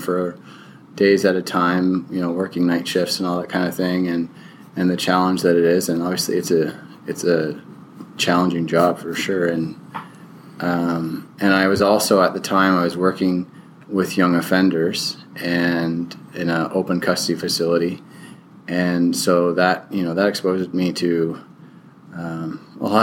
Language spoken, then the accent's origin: English; Kingston, Ontario, Canada; I'm from Kingston, Ontario, Canada